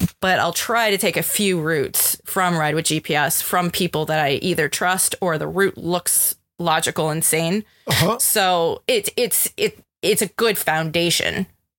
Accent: Colorado, United States; I'm from Colorado. You know, I mean, like to me, I used to be able just to look at the mountains, say, oh, west, I'm going to go west.

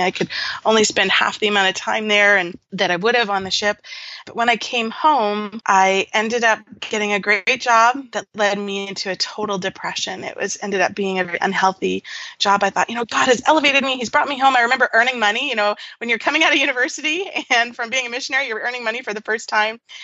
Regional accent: Nanaimo, British Columbia, Canada; moved away as an adult; also born or lived in Latin America / Georgia, United States; now in Ontario, Canada; I grew up on Vancouver Island in a small, well, it was a small town then called Nanaimo

